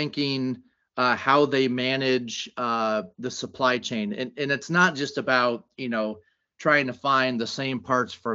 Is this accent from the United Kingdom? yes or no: no; California, United States; I am a California kid here in Silicon Valley